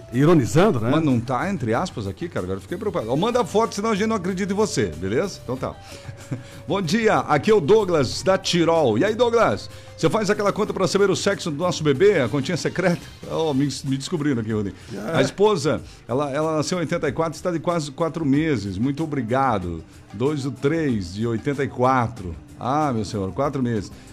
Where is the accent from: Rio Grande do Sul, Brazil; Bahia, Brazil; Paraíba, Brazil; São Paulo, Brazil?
Rio Grande do Sul, Brazil; Erval Grande; also born or lived in Chapecó, Santa Catarina; now in Jaraguá do Sul, Brazil; eu nasci em Erval Grande, Rio Grande do Sul, fiquei por lá, né? Até boa parte da minha infância, pois morei em Chapecó